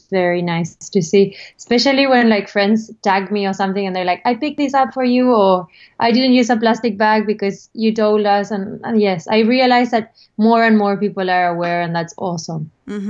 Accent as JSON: {"language": "English", "country": "Australia", "tie": "born or raised there", "said": "I was born in Australia, actually. My parents are Argentinian, but they were living here."}